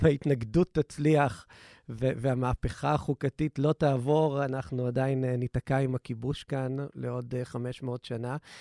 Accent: Israel

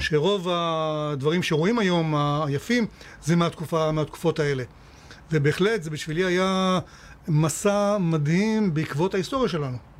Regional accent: Eilat, Southern District, Israel; כשאני גדלתי באילת, היינו כמו קיבוץ

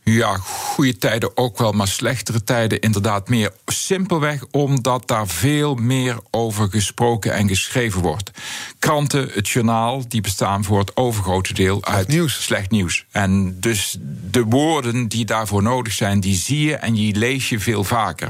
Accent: North Brabant, Netherlands; accent: Southeast Brabant dialect; first language Southeast Brabant dialect; in mijn Zuidoost-Brabantse dialect

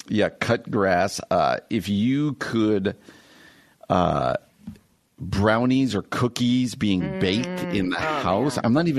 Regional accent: New Jersey, United States; moved away as an adult; where I grew up in New Jersey, the house I grew up in, had a very distinct smell to me

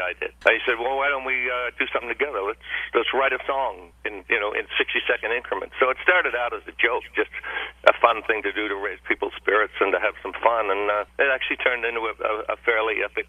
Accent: Australia; moved away as an adult; I'm from Australia

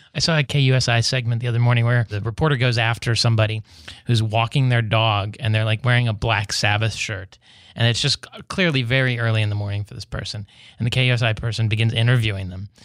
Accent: West Virginia, United States; now in San Diego, United States; in West Virginia, my home state

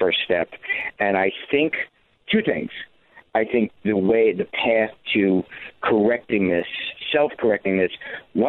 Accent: New York City, New York, United States; I grew up in the Bronx

